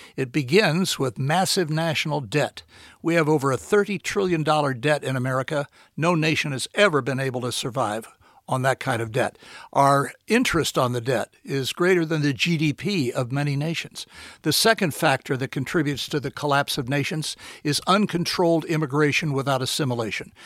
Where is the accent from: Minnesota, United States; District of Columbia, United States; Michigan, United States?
District of Columbia, United States; Washington; moved away as an adult; also born or lived in Houston / New York; now in Florida, United States; I was born in Washington. I've spent most of my professional life there